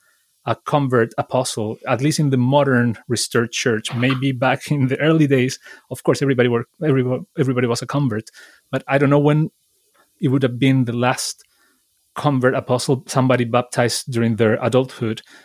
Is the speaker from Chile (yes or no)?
yes; Chile; now in United Kingdom; I'm from Chile